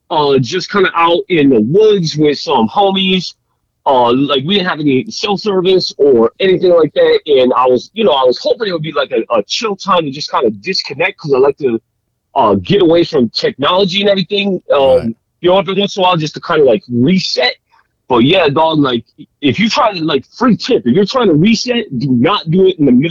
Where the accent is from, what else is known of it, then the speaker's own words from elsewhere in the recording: Florida, United States; I grew up in Florida, dog. I grew up in Florida.